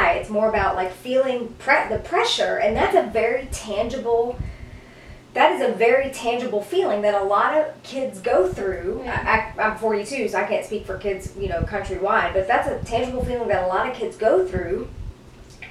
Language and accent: English; Oxford, Mississippi, United States; moved away as an adult; my hometown, Oxford, University of Mississippi is a great school.